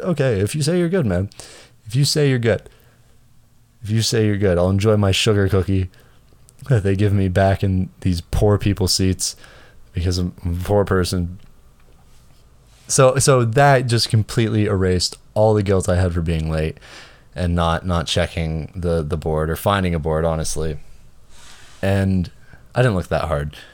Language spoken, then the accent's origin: English; Canada; I'm Canadian